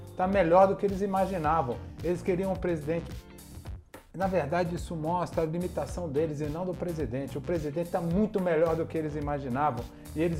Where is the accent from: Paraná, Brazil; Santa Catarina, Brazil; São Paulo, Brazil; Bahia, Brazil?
Bahia, Brazil; Porque venho da Bahia, sou conhecido como doido, e para conversar com doido, sou outro doido.